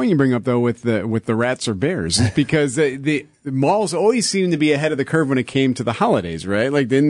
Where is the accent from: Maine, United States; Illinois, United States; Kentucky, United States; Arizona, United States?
Illinois, United States; Chicago; I grew up just on the north side of Chicago.